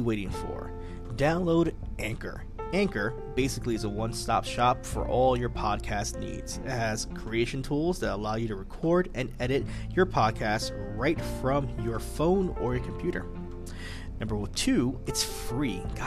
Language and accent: English; New York City, New York, United States; Brooklyn, New York, my home state. Not my home city. I'm just a little borough right next to it from the Bronx, New York.